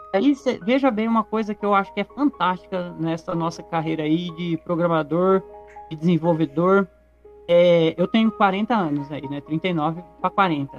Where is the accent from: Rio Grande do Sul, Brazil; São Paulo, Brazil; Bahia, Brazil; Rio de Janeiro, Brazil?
São Paulo, Brazil; Garça; Eu sou da cidade de Garça, que fica no interior do estado de São Paulo